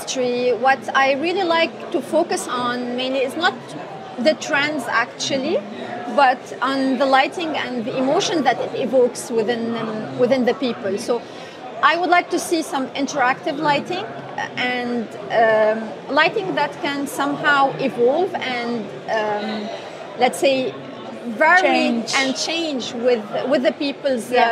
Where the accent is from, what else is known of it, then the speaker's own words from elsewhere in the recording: Lebanon; now in Dubai, United Arab Emirates; I'm a Lebanese lighting designer based here in Dubai